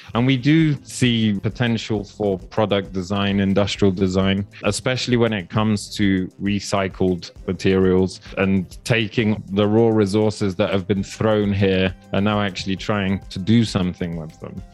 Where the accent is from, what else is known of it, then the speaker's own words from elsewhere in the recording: Poland; now in Kenya; I grew up in Poland